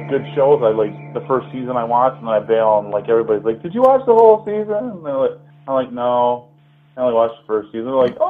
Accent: Michigan, United States; Being from Michigan and like being right across the border from Ontario

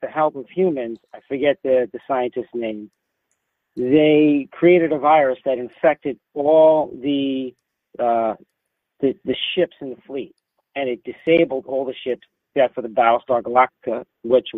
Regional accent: New York City, New York, United States; accent: Bronx; my Bronx accent

